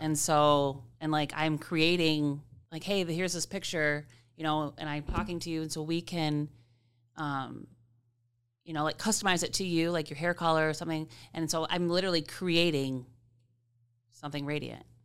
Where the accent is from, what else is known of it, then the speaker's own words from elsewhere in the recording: Grand Rapids, Michigan, United States; also born or lived in Comstock Park / Cedar Springs; I've lived, um, in Grand Rapids. I grew up on Palmer Street